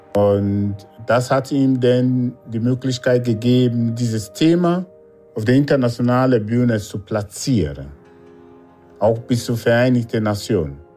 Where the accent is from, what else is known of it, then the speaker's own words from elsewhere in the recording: Nigeria; moved away as an adult; now in Germany; Ich komme aus Nigeria, bin 56 Jahre alt, lebe in Deutschland seit über drei Jahrzehnten